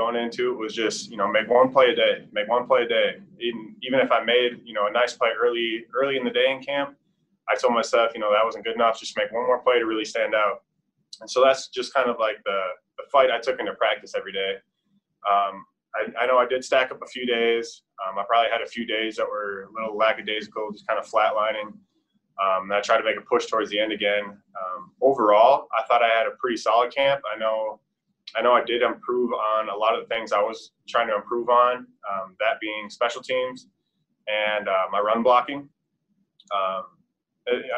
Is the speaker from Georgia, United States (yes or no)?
no; Minnesota, United States; moved away as an adult; now in Charlotte, United States; I'm from Minnesota, land at 10,000 lakes